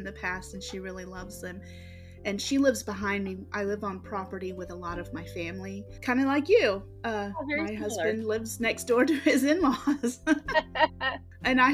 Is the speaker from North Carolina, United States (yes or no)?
no; South Carolina, United States; I'm from South Carolina